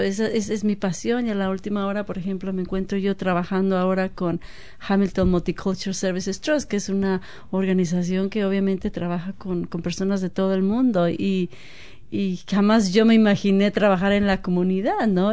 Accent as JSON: {"language": "Spanish", "town": "Guadalajara", "region": "Jalisco", "country": "Mexico", "tie": "born or raised there", "also_born_or_lived": "Seattle", "moved": "as an adult", "lives_now": "New Zealand", "said": "originaria de Guadalajara, México."}